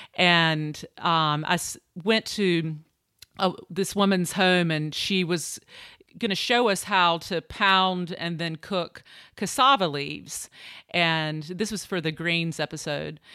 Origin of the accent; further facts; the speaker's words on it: Eastern North Carolina, United States; moved away as an adult; also born or lived in New York; I grew up in Eastern North Carolina.